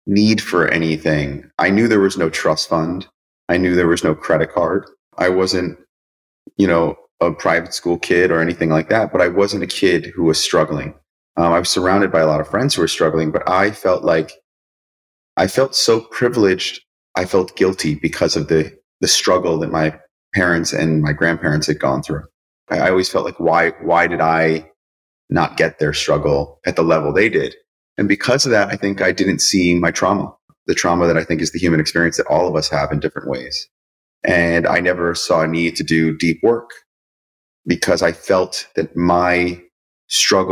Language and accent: English; Cos Cob, Connecticut, United States; I grew up in Coscob, Connecticut, so that I was able to go to Greenwich High School